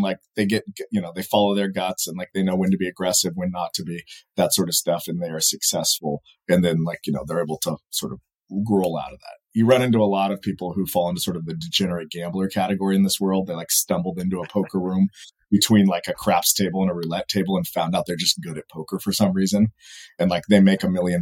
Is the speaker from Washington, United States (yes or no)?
no; Fresno, California, United States; growing up in Fresno, California, right in the middle of the state